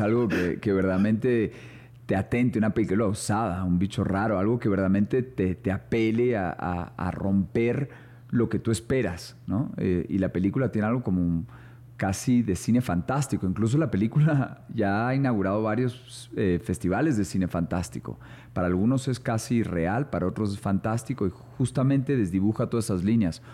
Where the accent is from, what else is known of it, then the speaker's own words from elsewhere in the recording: Colombia; also born or lived in São Paulo, Brazil; como colombiano